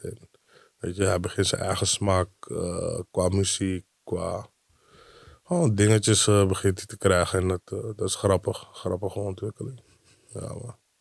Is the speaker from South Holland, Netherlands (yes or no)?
no; Amsterdam, North Holland, Netherlands; moved away as an adult; now in Diemen, Netherlands; want ik kom uit Amsterdam